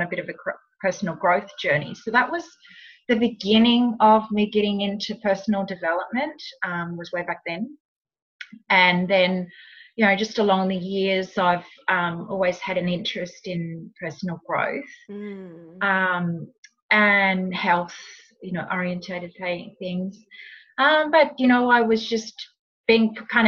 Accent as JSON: {"language": "English", "country": "New Zealand", "tie": "born or raised there", "also_born_or_lived": "Sydney, Australia / Los Angeles, United States", "moved": "as an adult", "lives_now": "Tweed Heads, Australia", "said": "I was actually born and raised in New Zealand, but I moved to Australia as a very young adult"}